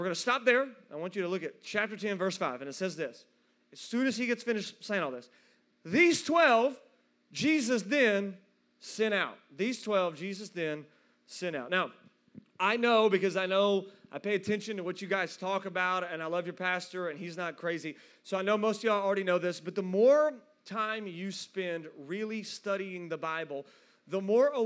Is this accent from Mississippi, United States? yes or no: no; South Fulton, Tennessee, United States; moved away as an adult; now in Knoxville, United States; That's where I'm from. I'm from West Tennessee. I know how they do it in South Fulton, Tennessee